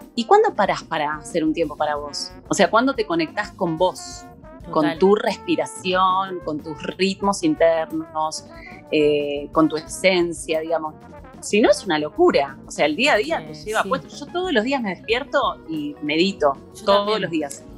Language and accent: Spanish; La Plata, Buenos Aires Province, Argentina; moved away as an adult; now in Buenos Aires, Argentina; yo soy de La Plata, vine a vivir a Buenos Aires